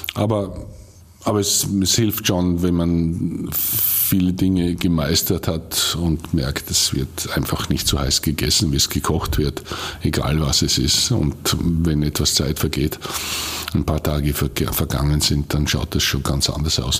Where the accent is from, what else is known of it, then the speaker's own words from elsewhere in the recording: Bad Goisern, Upper Austria, Austria; ich komme aus Geusern und ich, ich äh, weiß, von welchen Eltern und Großeltern ich abstamme.